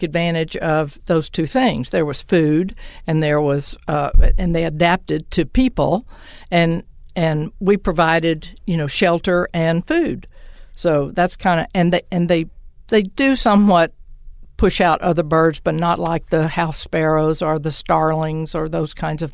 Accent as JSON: {"language": "English", "town": "Liberty", "region": "Texas", "country": "United States", "lives_now": "Austin, United States", "said": "I'm from Liberty, Texas"}